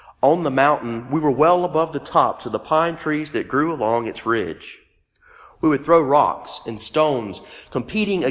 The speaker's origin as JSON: {"language": "English", "town": "Meridian", "region": "Mississippi", "country": "United States", "tie": "born or raised there", "said": "my hometown of Meridian, Mississippi"}